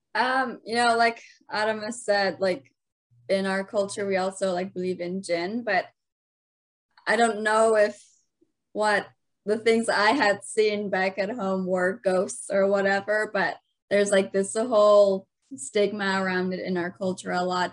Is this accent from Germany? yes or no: no; Afghanistan; now in United States; growing up in Afghanistan, our justice system was really non-existent